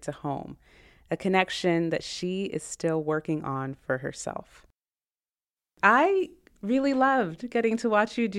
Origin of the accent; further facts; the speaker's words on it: Canada; also born or lived in Nigeria; I also came to Canada when I was 3.